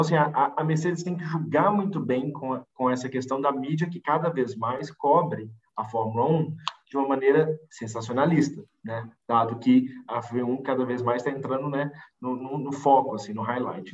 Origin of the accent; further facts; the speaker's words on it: Brazil; A gente é brasileiro